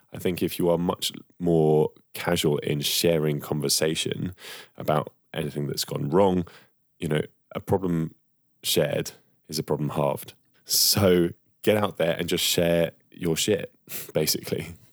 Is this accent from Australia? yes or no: no; United Kingdom; as Brits, right? As British men and women